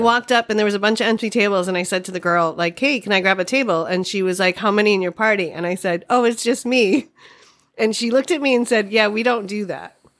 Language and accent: English; Boston, Massachusetts, United States; accent: Boston; moved away as an adult; now in Alameda, United States; growing up in Boston